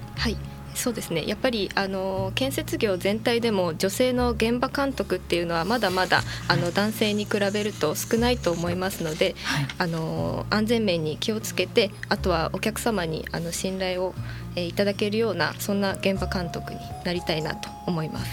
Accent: Akita, Japan; moved away as an adult; now in Nishitokyo, Japan; 出身は秋田です

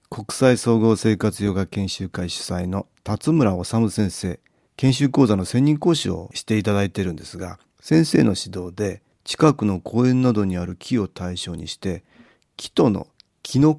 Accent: Hokkaido, Japan; 私は北海道育ちですから昔は自然がたくさんあったとつくづく思います

